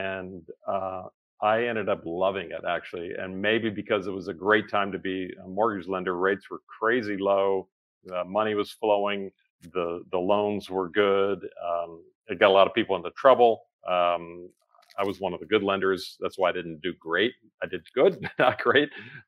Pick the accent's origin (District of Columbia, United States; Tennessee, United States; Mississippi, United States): Tennessee, United States; Memphis; born there; My dad was in radio and television where I was born in Memphis, Tennessee.